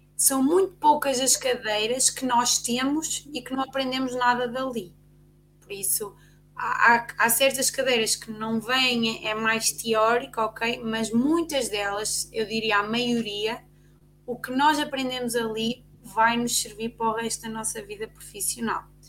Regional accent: Ovar, Aveiro District, Portugal; nós somos do OVAR

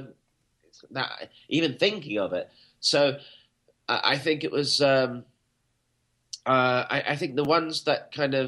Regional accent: Scotland, United Kingdom; I was born in Scotland, and Catcher in the Rye was not part of our reading repertoire

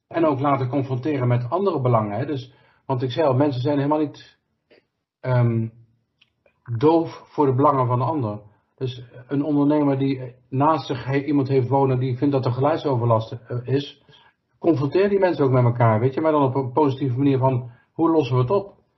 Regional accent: North Brabant, Netherlands; als Brabanders begrijpen we

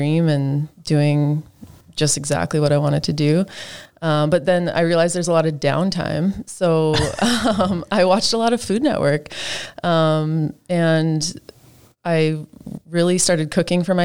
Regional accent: Saskatoon, Saskatchewan, Canada; also born or lived in North Battleford / Toronto; I was born in North Battleford, but raised in Saskatoon

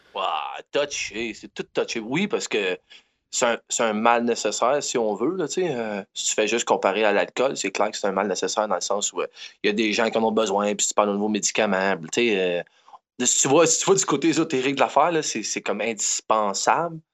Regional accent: Quebec, Canada

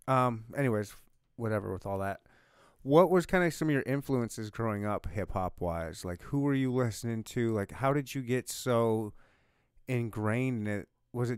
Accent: Michigan, United States; also born or lived in South Dakota / Louisiana / Leavenworth, Kansas; I was born and raised in Michigan. But then I bounced around South Dakota, Louisiana, then Leavenworth, Kansas, graduated from there.

